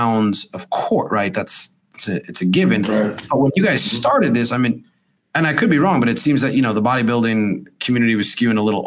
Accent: United States; I grew up in right outside New York City.

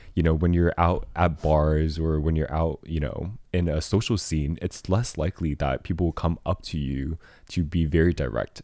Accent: Taiwan; growing up in Taiwan

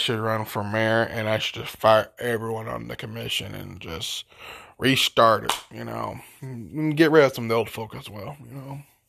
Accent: Paducah, Kentucky, United States; We have, in my hometown of Paducah, Kentucky, Sacramento County, we have, I do not know how many hotels

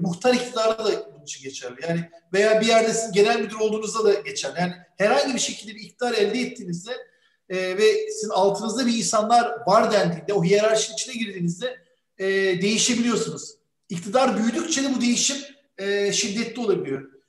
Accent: Bursa, Turkey; Türk bir çocuk olarak Bursa'da büyüdüm

